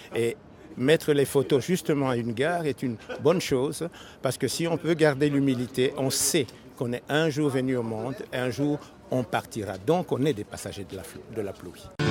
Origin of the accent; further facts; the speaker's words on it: DR Congo; now in Belgium; Je suis originaire du Congo ex-belge